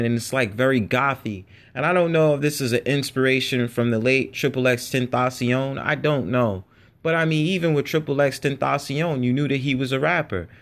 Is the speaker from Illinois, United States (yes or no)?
no; New York City, New York, United States; I'm born in New York City and, you know, I was born in the Bronx